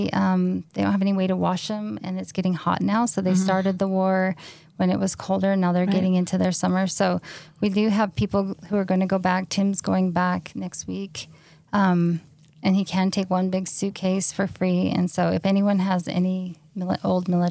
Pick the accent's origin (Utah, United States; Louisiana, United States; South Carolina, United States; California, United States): Utah, United States; we're just from Utah